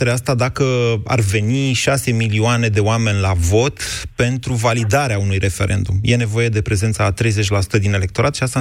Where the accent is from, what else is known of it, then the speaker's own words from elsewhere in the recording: Timișoara, Timiș County, Romania; now in Bucharest, Romania; Sunt din Timișoara, dar locuiesc